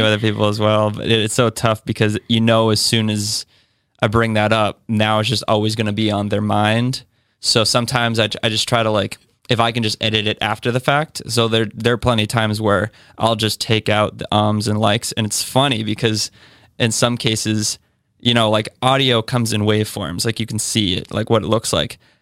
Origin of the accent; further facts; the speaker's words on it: Westford, Massachusetts, United States; moved away as an adult; now in Somerville, United States; from Westford, Massachusetts